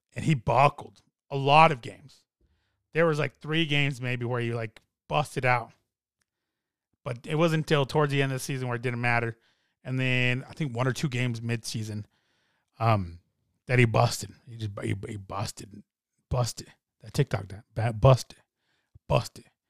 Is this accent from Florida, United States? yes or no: no; Colorado, United States; I'm from Colorado